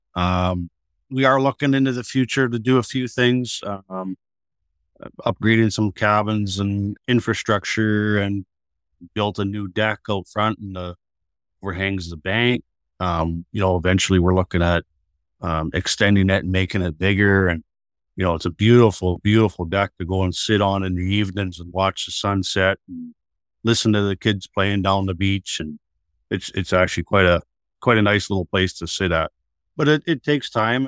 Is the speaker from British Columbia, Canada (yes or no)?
no; Atikokan, Ontario, Canada; I was born in Attaquocan, born and raised